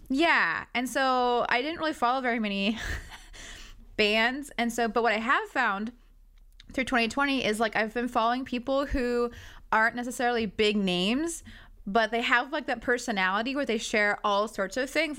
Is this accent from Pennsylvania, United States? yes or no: no; Prosser, Washington, United States; I'm from Prosser